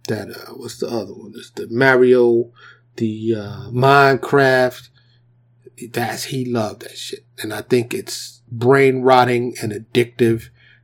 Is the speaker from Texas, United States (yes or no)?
no; New York City, New York, United States; I grew up in the New York City projects. You know what I'm saying? In Harlem, grew up in the South Bronx